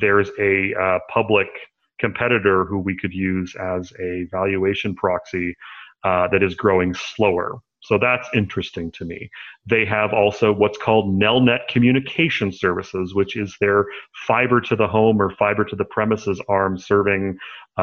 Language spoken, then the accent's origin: English; Canada; I'm a Canadian